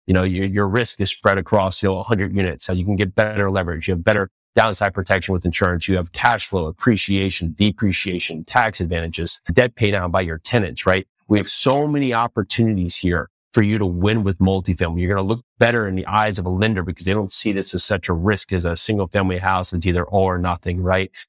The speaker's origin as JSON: {"language": "English", "region": "New Jersey", "country": "United States", "tie": "born or raised there", "also_born_or_lived": "New York City / Tennessee", "moved": "as an adult", "lives_now": "Nashville, United States", "said": "I was born and raised in New Jersey"}